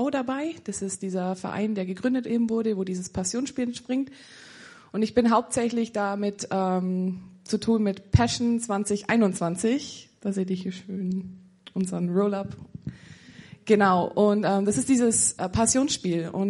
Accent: Füssen, Bavaria, Germany; ich bin 25. Ähm, genau, ich komme aus Bayern, bin der waschechte Bayer und ähm, komme aus der Umgebung Füssen.

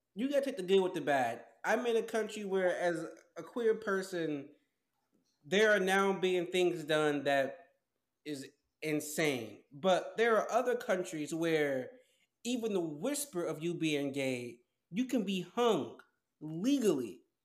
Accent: United States

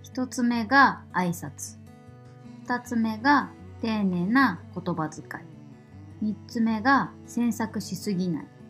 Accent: Kanagawa, Japan; moved away as an adult; 私たち夫婦は2020年6月1日に地元神奈川県から移住先を探して中古車でバンライフをしながら日本一周旅をしています。

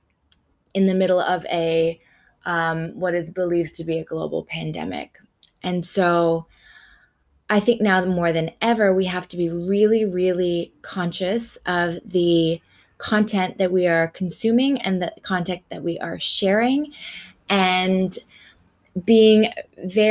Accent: Canada; now in Australia; I'm a Canadian living in Australia

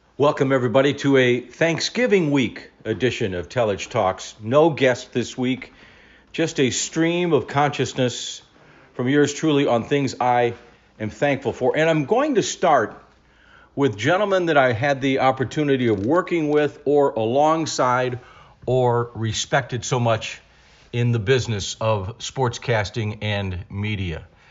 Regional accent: Cleveland, Ohio, United States; moved away as an adult; come back to my hometown and do sports in my hometown

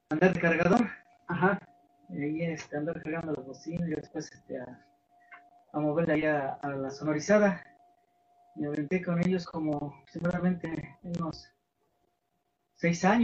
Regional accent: Santa María Jolopan, State of Mexico, Mexico; soy originario aquí de Santa María Jolopan municipio de Post, Estado de México

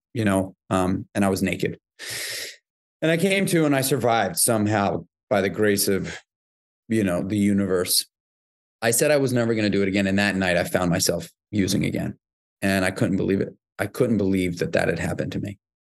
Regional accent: New York City, New York, United States; born or raised there

